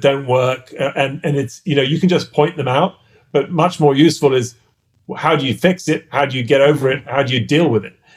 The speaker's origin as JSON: {"language": "English", "region": "London", "country": "United Kingdom", "tie": "born or raised there", "accent": "English", "moved": "as an adult", "lives_now": "United States", "said": "I was like, London"}